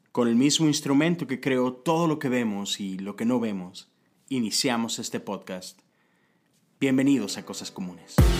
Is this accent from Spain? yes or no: no; Mexico; now in United States; México, el país de donde vengo